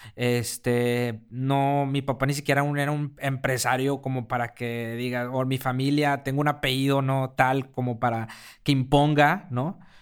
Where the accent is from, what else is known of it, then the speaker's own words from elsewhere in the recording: Mexico; also born or lived in Mexico City; los mexicanos